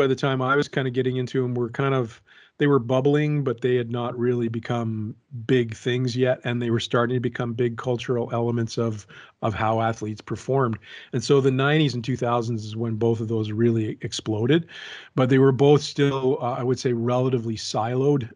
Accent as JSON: {"language": "English", "country": "Canada", "said": "I'm a Canadian with parents of Francophone descent"}